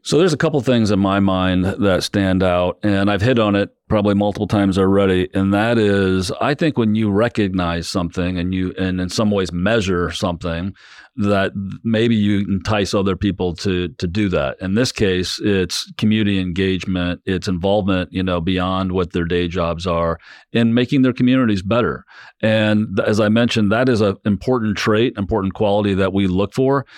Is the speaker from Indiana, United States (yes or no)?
yes; South Bend, Indiana, United States; I grew up in South Bend